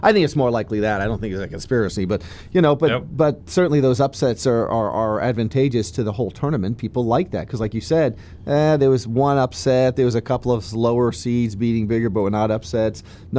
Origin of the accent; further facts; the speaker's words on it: Florida, United States; growing up in Florida, I've become a Florida State sort of fan.